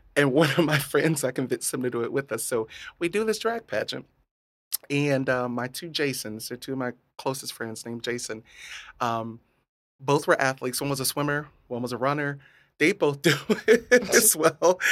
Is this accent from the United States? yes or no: yes; Hardee County, Florida, United States; So, uh, in Hardee County